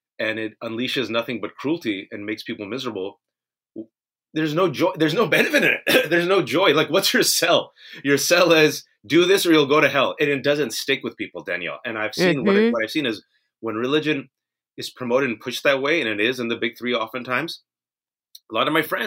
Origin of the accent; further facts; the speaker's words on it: United States; I'm born and raised in America